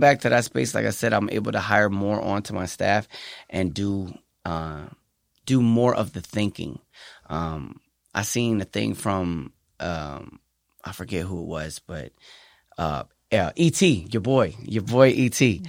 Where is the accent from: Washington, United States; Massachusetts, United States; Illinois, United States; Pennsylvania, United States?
Pennsylvania, United States; now in San Antonio, United States; Well, I am from Pennsylvania. I'm from the East Coast